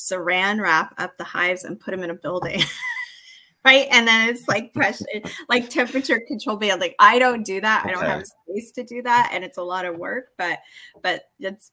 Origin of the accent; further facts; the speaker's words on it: Arizona, United States; now in Canada; I actually grew up in the States, but I grew up in Arizona